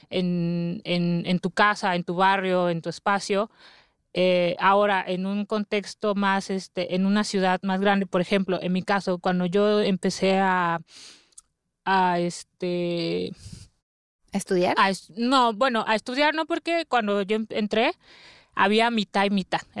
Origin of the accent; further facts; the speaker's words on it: Oaxaca, Mexico; Bueno, eh, yo soy de Oaxaca